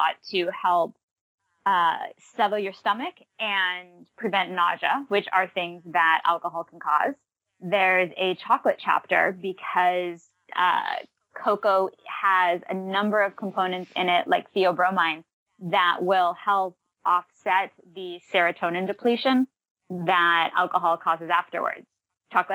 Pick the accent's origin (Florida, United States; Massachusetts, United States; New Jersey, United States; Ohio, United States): Massachusetts, United States; moved away; I grew up in Massachusetts